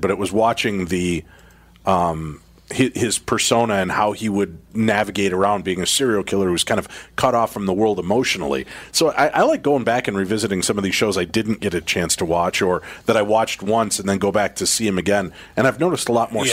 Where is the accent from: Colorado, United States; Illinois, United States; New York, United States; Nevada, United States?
Illinois, United States; Chicago; I grew up in Chicago